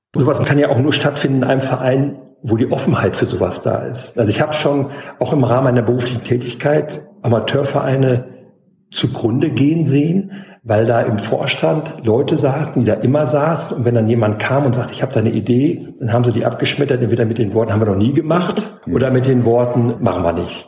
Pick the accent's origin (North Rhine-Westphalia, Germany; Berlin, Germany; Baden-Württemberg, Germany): North Rhine-Westphalia, Germany; Ostbevern; moved away as an adult; also born or lived in Telgte; now in Zeuthen, Germany; ich bin da mal in Ostbevern geboren. Das ist bei Münster in Nordrhein-Westfalen und dort auch aufgewachsen, zur Schule gegangen